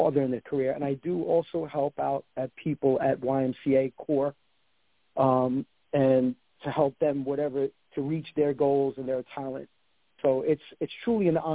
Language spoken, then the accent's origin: English; New York City, New York, United States; also born or lived in Yonkers, New York; Actually, originally from the Bronx, and the days of growing up in the Bronx, then moving up to Yonkers, New York